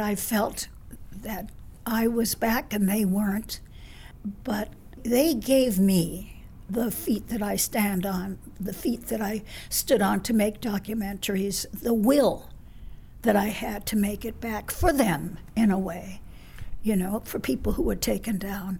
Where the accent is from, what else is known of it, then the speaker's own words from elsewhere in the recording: New York City, New York, United States; I grew up on Riverside Drive